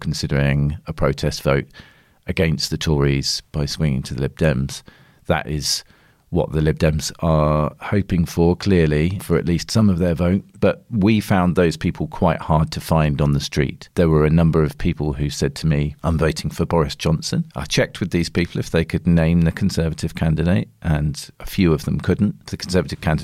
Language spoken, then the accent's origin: English; Devon, South West England, United Kingdom; moved away as an adult; I was born in Devon. I grew up there and I lived there until I was 18.